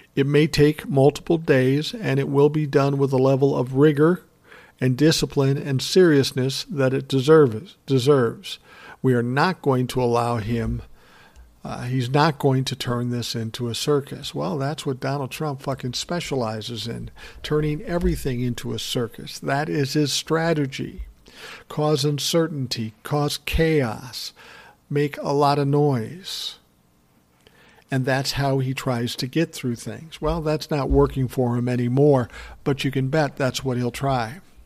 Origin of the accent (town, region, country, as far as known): Minnesota, United States; born or raised there